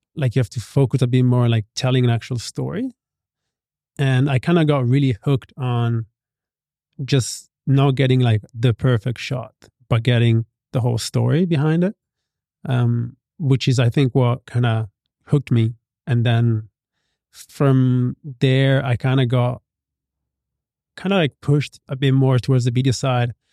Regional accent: Italy; moved away as an adult; now in Bali, Indonesia; I grew up in Italy

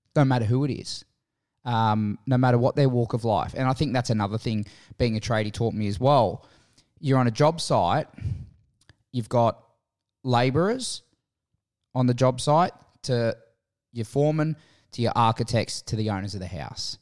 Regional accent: Menai, New South Wales, Australia; also born or lived in Kirrawee / Caringbah / Cronulla / Randwick; Born and raised in Menai. Moved to Kirrawee when I was six, uh, fourteen.

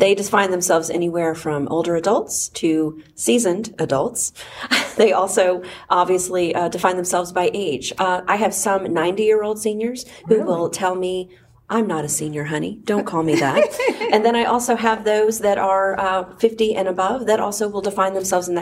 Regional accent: Oklahoma, United States; also born or lived in Philadelphia, Pennsylvania; now in Georgia, United States; I originally grew up in Oklahoma, and then spent a lot of my years in Philadelphia and Pennsylvania, and then came to Georgia

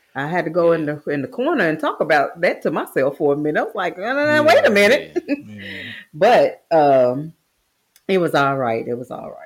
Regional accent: the South, United States; I'm from the South.

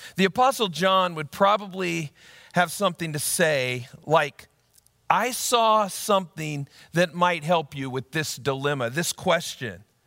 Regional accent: Ankeny, Iowa, United States; my hometown of Ankeny, Iowa

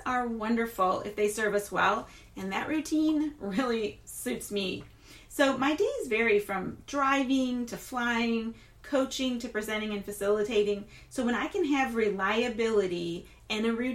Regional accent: Flint, Michigan, United States; also born or lived in Louisiana / Texas / Wisconsin / Florida; now in Tampa, United States; I'm not from Tampa. I'm not a Tampanian. Rather, I'm from Flint, Michigan, and we get called Flintstones

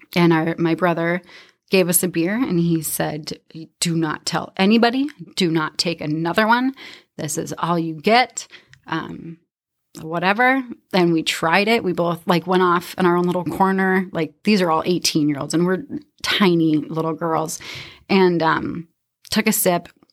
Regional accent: Minnesota, United States; also born or lived in Canby, Minnesota; I grew up in Browardville, Minnesota. I consider that home

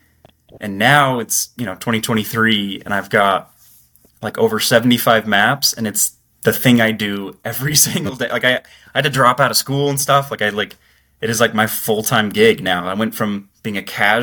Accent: Utah, United States; I'm from Utah

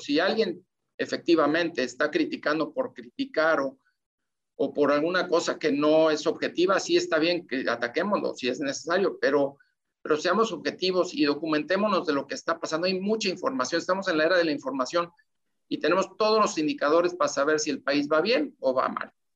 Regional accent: Mexico; todos somos mexicanos

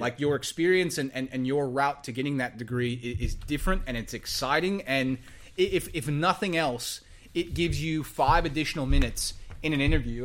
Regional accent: Texas, United States; moved away as an adult; now in Australia; I didn't grow up in the States, I grew up in Texas

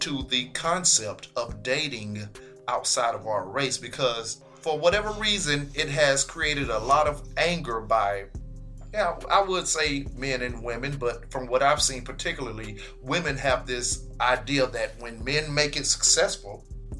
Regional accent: Pensacola, Florida, United States; I'm from Pensacola.

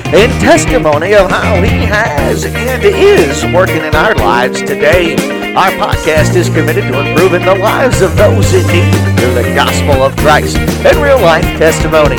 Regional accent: New Orleans, Louisiana, United States; now in Kilgore, United States; I'm from New Orleans

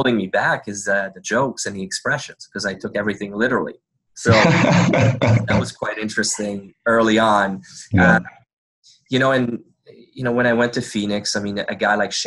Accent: Canada; first language French; English is a second language; when I first turned pro, I didn't speak English

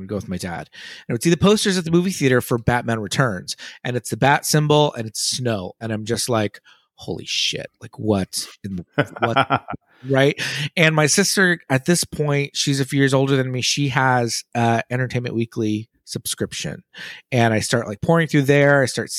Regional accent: Los Angeles, California, United States; yeah, Los Angeles

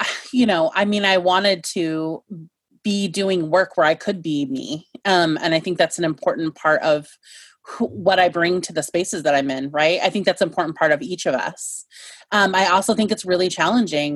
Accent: Chinook Multnomah lands, just northwest of Portland, Oregon, United States; I've grown up on Chinook Multnomah lands, just northwest of Portland

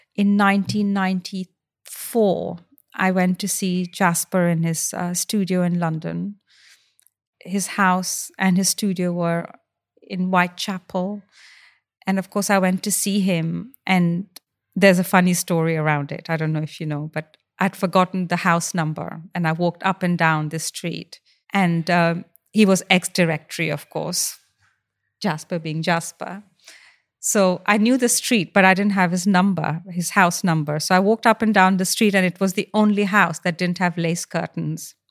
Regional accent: India; moved away as an adult; now in United Kingdom; I grew up in India and I didn't face racism

